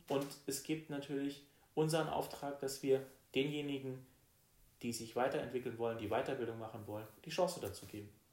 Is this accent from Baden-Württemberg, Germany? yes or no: yes; Rastatt, Baden-Württemberg, Germany; also born or lived in Heidelberg; ich komme aus Rastatt, bin da auch groß geworden